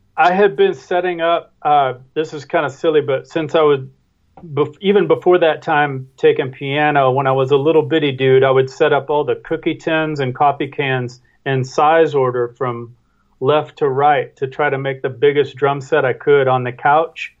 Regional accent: Kennett, Missouri, United States; I come from a small town called Kennett, Missouri, which is just across and up the Mississippi River sure. from Memphis

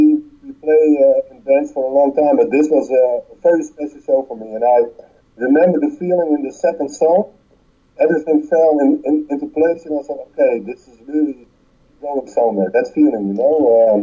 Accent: Netherlands; English is a second language; Utrecht and Amsterdam.

